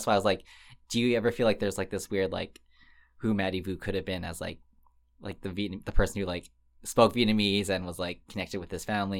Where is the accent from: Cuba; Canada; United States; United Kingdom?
Canada; first language English; So I was born in Canada and I was raised like.